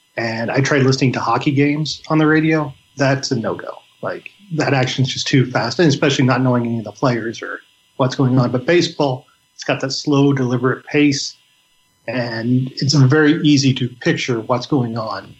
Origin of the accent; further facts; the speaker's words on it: Illinois, United States; We're both from Illinois